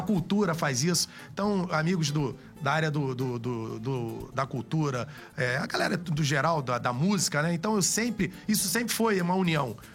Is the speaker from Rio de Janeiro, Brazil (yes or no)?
yes; Rio de Janeiro, Brazil; falar da Praça Seca é falar da minha origem